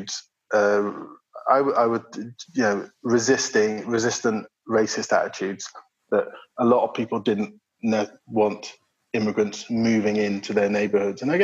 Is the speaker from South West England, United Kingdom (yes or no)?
yes; Bristol, South West England, United Kingdom; I was born in Bristol, so I'm sort of southwest based climber